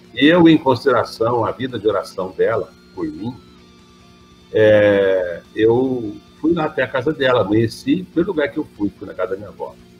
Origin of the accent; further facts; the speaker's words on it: Franca, São Paulo, Brazil; Sou francano, nascido e criado em Franca